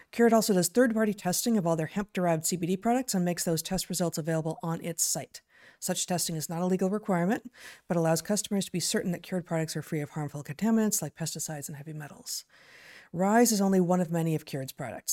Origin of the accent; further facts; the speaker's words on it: Southern California, United States; now in Pacific Northwest, United States; growing up in Southern California.